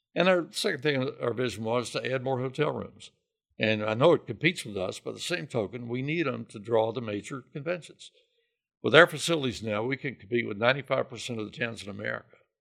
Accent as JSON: {"language": "English", "town": "Hot Spot", "region": "Kentucky", "country": "United States", "tie": "born or raised there", "moved": "as an adult", "lives_now": "Lexington, United States", "said": "Phil and I grew up about fifteen miles from each other. He's from Jenkins up in Letcher County, and I'm from Hotspot."}